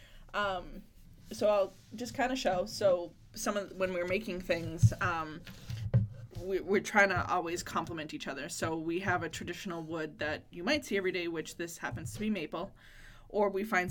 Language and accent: English; Plaistow, New Hampshire, United States; my hometown of Plastow